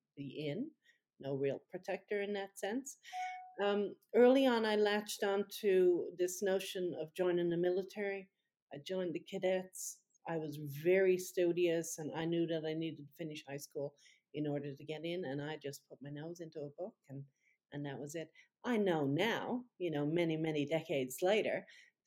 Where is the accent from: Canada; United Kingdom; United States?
Canada; Newfoundland and Labrador; I come from Newfoundland, which is the next the province that's farthest east in Canada